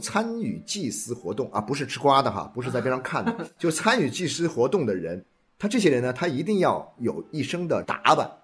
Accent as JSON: {"language": "Chinese", "country": "China", "said": "我们是中国人啊，我们是这个中华儿女"}